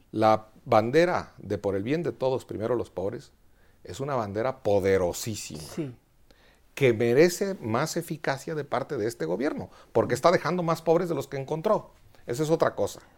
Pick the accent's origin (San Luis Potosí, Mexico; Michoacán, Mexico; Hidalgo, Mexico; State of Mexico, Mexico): Michoacán, Mexico; Quiroga; also born or lived in Madrid, Spain; now in Mexico City, Mexico; en mi pueblo, en Quiroga, Michoacán